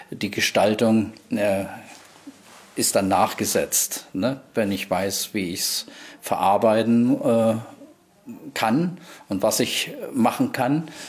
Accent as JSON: {"language": "German", "region": "East Germany", "country": "Germany", "tie": "born or raised there", "said": "Ich bin ja praktisch äh, in Ostdeutschland äh, groß geworden."}